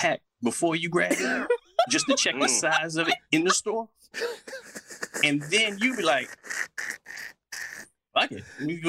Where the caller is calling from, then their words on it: Washington, District of Columbia, United States; I'm calling from out here in D.C.